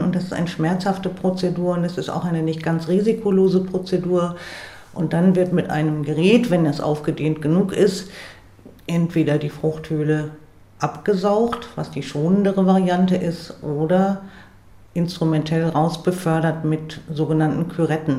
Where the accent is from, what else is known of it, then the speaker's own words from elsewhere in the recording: Bremerhaven, Bremen, Germany; in Bremerhaven, wo ich herkomme